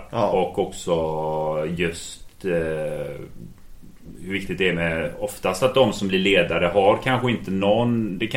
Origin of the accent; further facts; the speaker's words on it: Gothenburg, Västra Götaland, Sweden; Jag är från Hisingen så är det så.